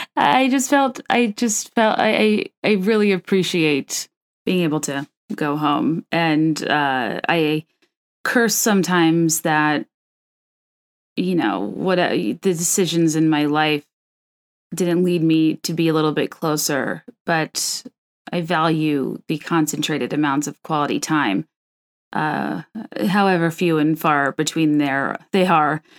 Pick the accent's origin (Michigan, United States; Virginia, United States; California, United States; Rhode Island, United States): Virginia, United States; moved away; I grew up in Virginia